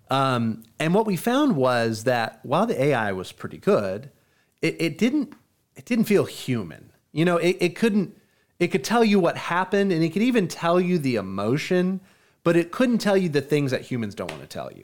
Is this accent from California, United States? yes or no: no; Tyler, Texas, United States; They all lived in my hometown of Tyler when I was a teenager